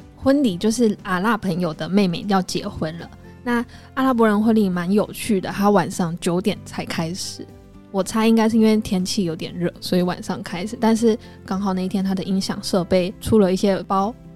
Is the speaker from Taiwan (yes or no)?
yes; Taiwan; 我们台湾人